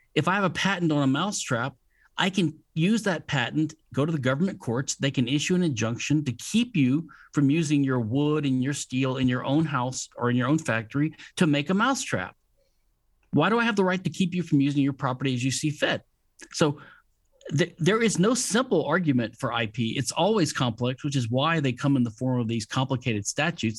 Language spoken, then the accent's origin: English; Louisiana, United States; I'm from Louisiana, which is a civil law state